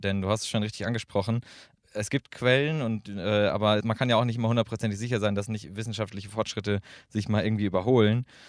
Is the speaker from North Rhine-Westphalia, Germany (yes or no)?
yes; Münster, North Rhine-Westphalia, Germany; moved away as an adult; now in Göttingen, Germany; Ich komme aus Münster